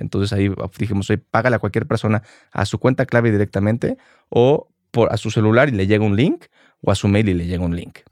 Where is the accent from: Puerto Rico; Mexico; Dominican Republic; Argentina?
Mexico; Mexico City; Yo crecí aquí en la Ciudad de México